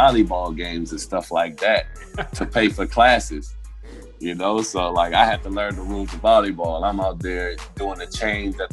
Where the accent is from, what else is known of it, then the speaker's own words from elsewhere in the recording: Lafayette, Louisiana, United States; moved away; also born or lived in California; I was straight out of Louisiana. I mean, straight out of Lafayette. Lafayette people talk bad